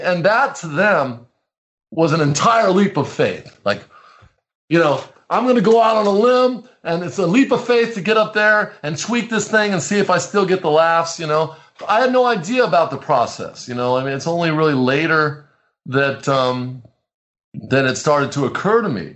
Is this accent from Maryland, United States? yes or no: no; Orange County, California, United States; now in San Francisco, United States; I grew up in Orange County